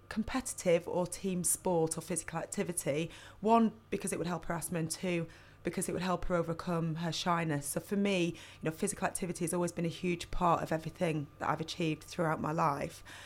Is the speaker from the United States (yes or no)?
no; Burnley, North West England, United Kingdom; I grew up in Burnley